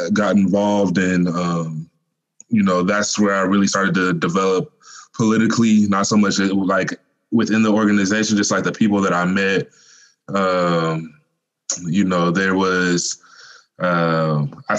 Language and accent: English; Mobile, Alabama, United States; I was born in Mobile, Alabama